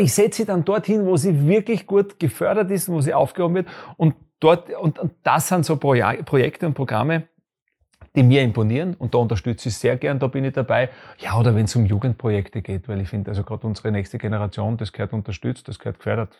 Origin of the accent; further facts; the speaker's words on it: Graz, Styria, Austria; Ich bin in Graz groß geworden, in der Grazer Innenst-, ich bin ein Grazer Innenstadtkind. Ich bin da aufgewachsen.